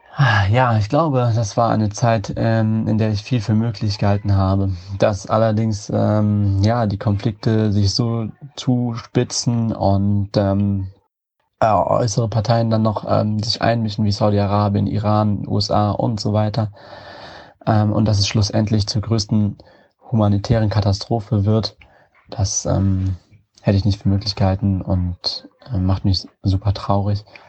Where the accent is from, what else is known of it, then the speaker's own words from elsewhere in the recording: Wiesbaden, Hesse, Germany; also born or lived in Yemen; Mit fünf Jahren bin ich nach Deutschland aus dem Jemen gekommen und dann in Wiesbaden aufgewachsen